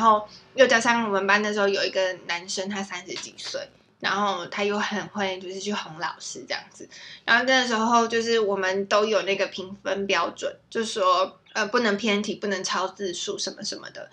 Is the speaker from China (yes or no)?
no; Tainan, Taiwan; moved away as an adult; now in London, United Kingdom; 我是台南人，然后我从台南姐姐啊。对，我是台南来的